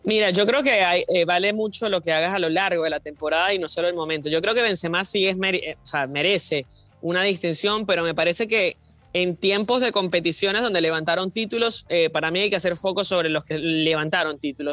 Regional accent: Venezuela; Yo como venezolana

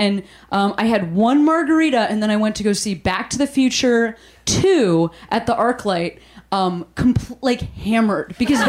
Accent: Chicago, Illinois, United States; She's a nice person. I'm from Chicago.

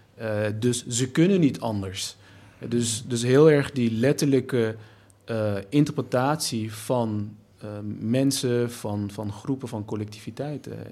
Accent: Nijmegen, Gelderland, Netherlands; als Turk, Nederlander, Nijmegenaar

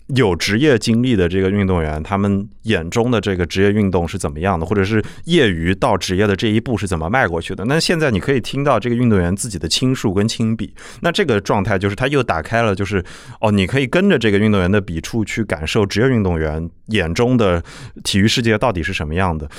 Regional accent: Nanjing, Jiangsu, China; 我是南京人

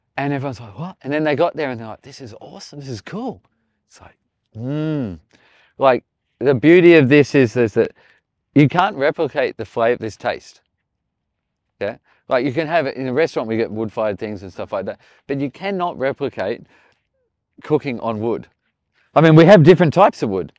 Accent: Australia; moved away; I'm Australian

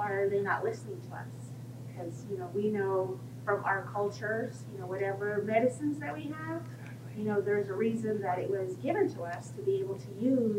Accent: Arizona, United States; I'm from Arizona

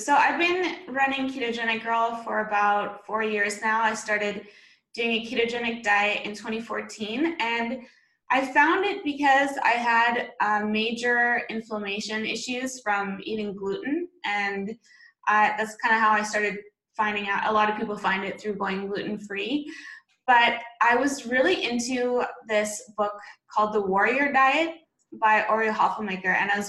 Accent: Beijing, China; also born or lived in Vancouver, Canada; And I'm originally Canadian from Vancouver, BC. That's where I went to university. And I grew up overseas. I grew up mostly in China, actually.

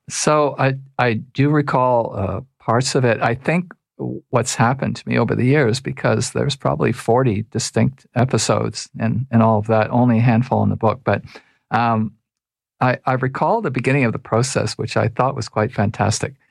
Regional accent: Toronto, Ontario, Canada; I was raised in Toronto.

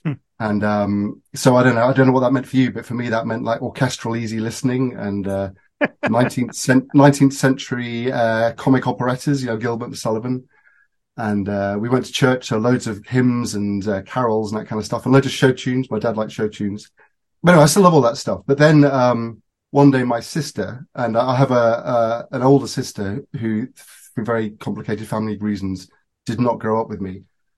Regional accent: United Kingdom; And then as British people often do, they sent their children off at the age of 8 to boarding school, so I went back to Britain.

